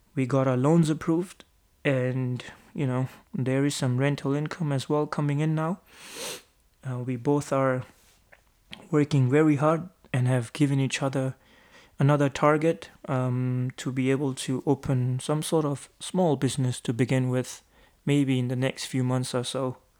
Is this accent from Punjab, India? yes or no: yes; Amritsar, Punjab, India; moved away as an adult; now in New Zealand; I'm from Amritsar as well